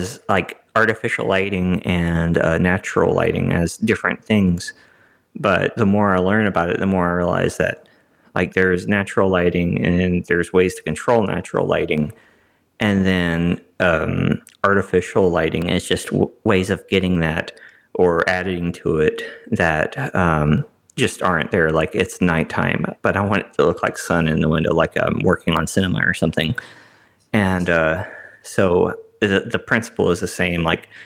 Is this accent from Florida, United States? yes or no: no; Kilgore, Texas, United States; my hometown, Kilgore, which is about 20 minutes from where I live now